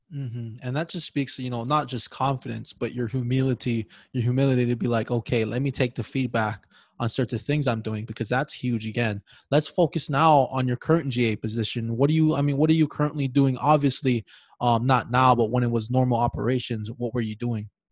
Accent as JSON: {"language": "English", "region": "Hawaii", "country": "United States", "tie": "born or raised there", "said": "I was born and raised in Hawaii"}